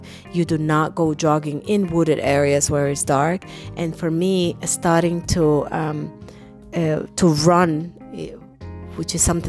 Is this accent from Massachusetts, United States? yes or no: no; New York City, New York, United States; because I grew up in New York City, and in New York, when it's dark and it's alone, it's not necessarily where you want to be, right?